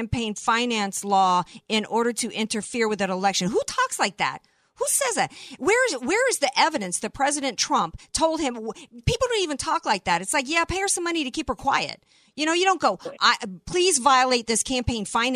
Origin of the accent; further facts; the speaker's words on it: United States; as an American